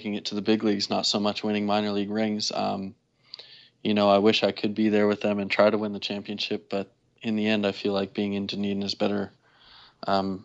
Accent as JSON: {"language": "English", "region": "Alberta", "country": "Canada", "tie": "born or raised there", "also_born_or_lived": "Florida", "said": "growing up in Alberta, playing in front of literally mom, dad, and sister"}